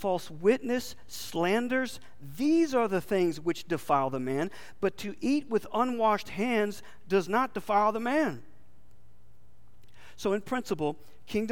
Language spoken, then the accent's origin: English; Texas, United States; we're from Texas.